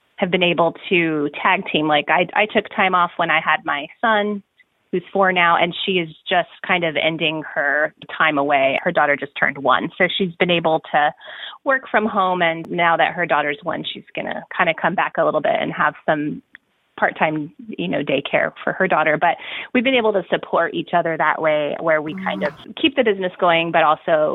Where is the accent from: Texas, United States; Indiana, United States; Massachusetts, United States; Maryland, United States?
Texas, United States; El Paso; I grew up in El Paso, Texas, which is the westernmost point of Texas, and it borders Juarez, Mexico